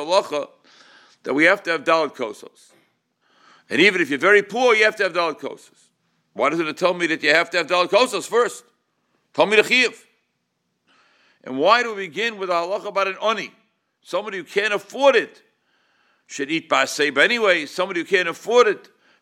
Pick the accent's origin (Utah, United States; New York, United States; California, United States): New York, United States; New York City; when I was at Shul growing up in Crown Heights